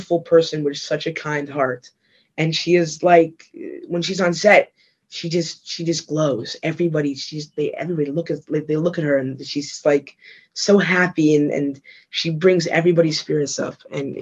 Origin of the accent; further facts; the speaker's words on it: New York City, New York, United States; also born or lived in Atlanta, Georgia; I'm from West Side.